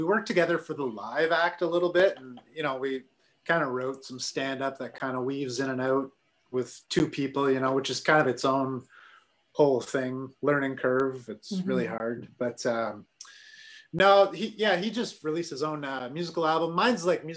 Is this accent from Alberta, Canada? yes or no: no; Sault Ste. Marie, Ontario, Canada; moved away as an adult; now in Ottawa, Canada; I grew up in Sault Ste. Marie